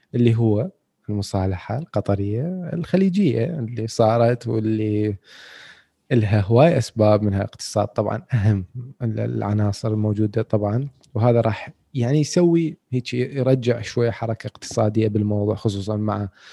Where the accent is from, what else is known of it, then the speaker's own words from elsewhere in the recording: Iraq; احنا عندنا بالعراق